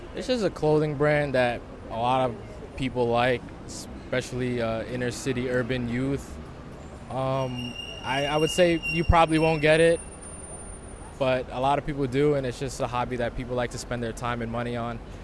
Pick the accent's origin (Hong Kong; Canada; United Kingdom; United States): Hong Kong; I'm 46 years old. I'm from Hong Kong.